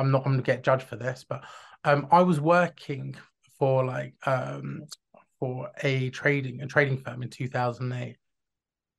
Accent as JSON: {"language": "English", "region": "London", "country": "United Kingdom", "tie": "born or raised there", "said": "I grew up in North London"}